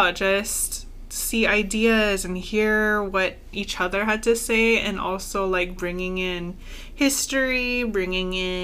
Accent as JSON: {"language": "English", "country": "Guam", "tie": "born or raised there", "said": "I was born and raised on Guam."}